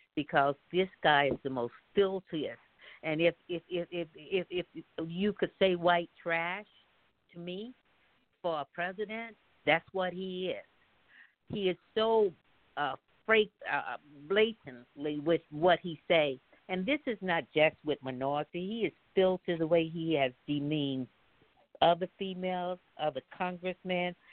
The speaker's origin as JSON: {"language": "English", "region": "Mississippi", "country": "United States", "tie": "born or raised there", "moved": "yes", "said": "Growing up in the South in Mississippi"}